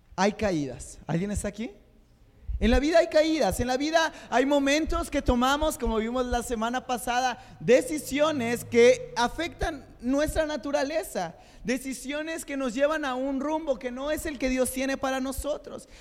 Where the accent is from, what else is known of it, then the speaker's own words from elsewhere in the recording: Mexico; Somos, somos el macho mexicano